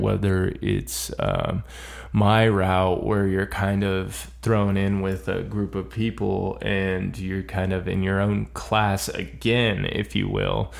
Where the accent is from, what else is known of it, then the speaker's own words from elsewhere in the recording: Florida, United States; I'm from Florida